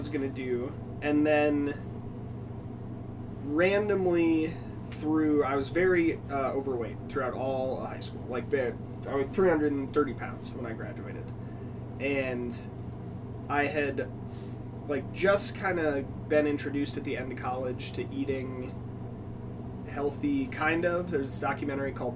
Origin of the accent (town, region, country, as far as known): Newbury, Ohio, United States; born or raised there; also born or lived in Minnesota / Columbus, Ohio